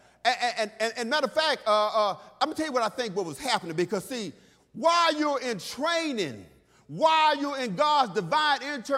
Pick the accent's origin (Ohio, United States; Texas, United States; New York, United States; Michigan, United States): Texas, United States; when I was a kid growing up in Texas, I grew up old school